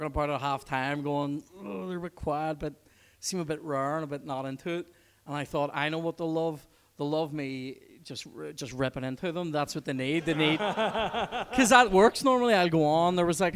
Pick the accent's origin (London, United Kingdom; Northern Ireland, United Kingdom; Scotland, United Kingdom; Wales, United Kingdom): Northern Ireland, United Kingdom; Belfast; that's where I used to tell the Brits I lived, because I didn't want to say Twinbrook, right? Hashtag West Belfast life